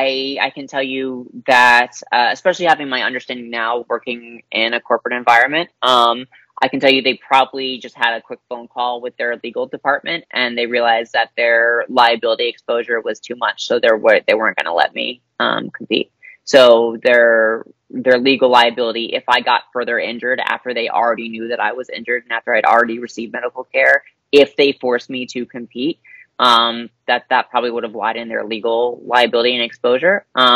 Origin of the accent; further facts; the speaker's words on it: the South, United States; being an awkward queer kid growing up in the South